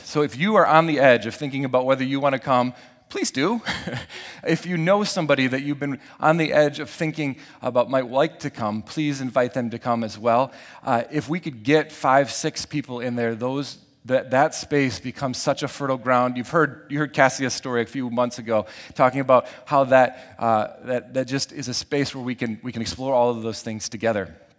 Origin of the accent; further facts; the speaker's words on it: Lake Michigan, Midwest, United States; growing up around Lake Michigan